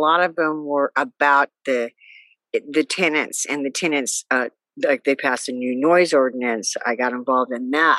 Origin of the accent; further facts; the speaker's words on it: Fairbanks, Alaska, United States; moved away; also born or lived in Seattle; I was from Fairbanks, Alaska